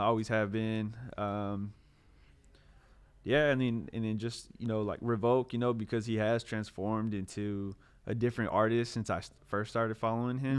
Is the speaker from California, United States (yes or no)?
yes; Clovis, California, United States; also born or lived in Hayward, California; I moved, uh, to Clovis when I was in, uh, third grade.